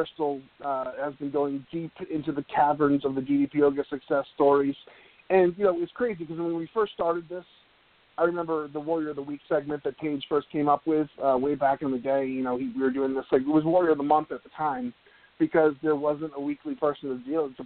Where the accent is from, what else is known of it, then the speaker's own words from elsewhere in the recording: Needham, Massachusetts, United States; moved away; my hometown of Needham, Massachusetts